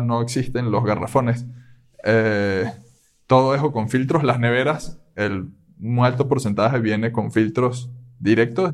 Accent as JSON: {"language": "Spanish", "town": "Caracas", "region": "Capital District", "country": "Venezuela", "tie": "born or raised there", "moved": "as an adult", "lives_now": "Querétaro, Mexico", "said": "soy de Venezuela, de Caracas"}